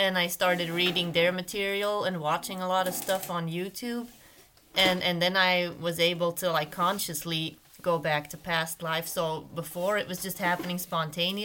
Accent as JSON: {"language": "English", "country": "Belgium", "also_born_or_lived": "United States / Arizona", "moved": "as an adult", "said": "I'm from Belgium originally. Then I lived in the US for"}